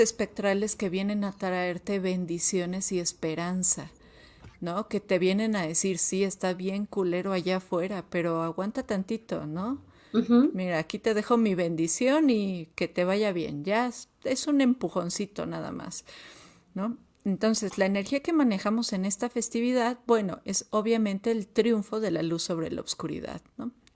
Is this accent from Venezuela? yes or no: no; Mexico; como mexicanos